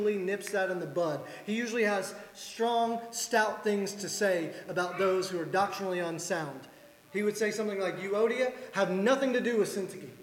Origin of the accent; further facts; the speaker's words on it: the South, United States; as a Southerner